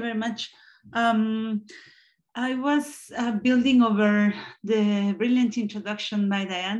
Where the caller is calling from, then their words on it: Spain; I'm connecting from Spain.